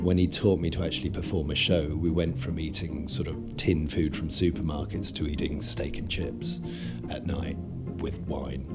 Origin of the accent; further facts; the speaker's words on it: England, United Kingdom; moved away as an adult; also born or lived in Marietta, Georgia, United States / Florida, United States; now in United States; we stayed in Georgia until I was 5 years old, and then my parents moved back to England. Obviously, they are English. And then I grew up in England